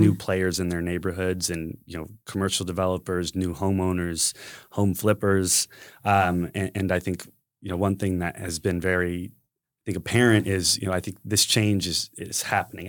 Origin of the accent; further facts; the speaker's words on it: San Antonio, Texas, United States; I was born and raised here in San Antonio